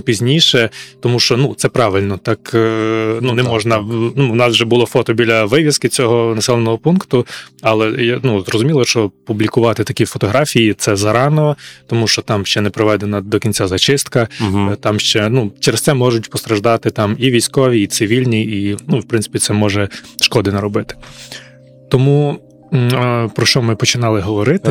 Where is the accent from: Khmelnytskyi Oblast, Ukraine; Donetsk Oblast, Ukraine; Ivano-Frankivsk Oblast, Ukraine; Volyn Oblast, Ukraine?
Ivano-Frankivsk Oblast, Ukraine; Ivano-Frankivsk; я з Івано-Франківська